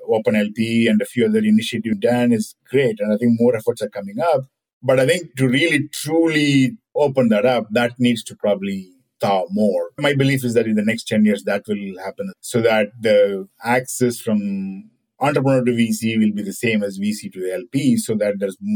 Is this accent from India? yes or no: yes; India; moved away; When I was growing up in India